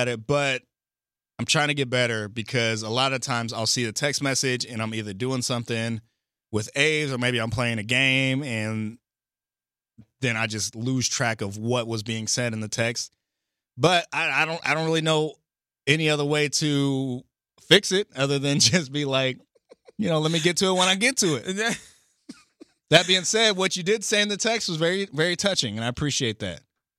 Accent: Indiana, United States; now in Los Angeles, United States; I'm from Indiana.

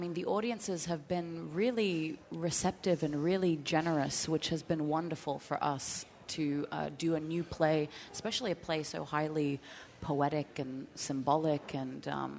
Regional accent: Australia; now in Grafton, United States; I moved here from Australia to a town called Grafton, Massachusetts.

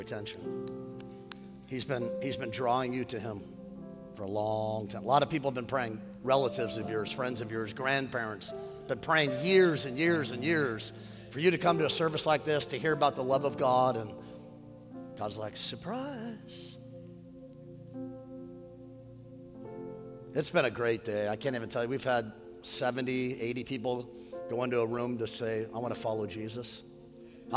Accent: Westlake Village, California, United States; also born or lived in Oxnard, California; I was raised in Westlake Village

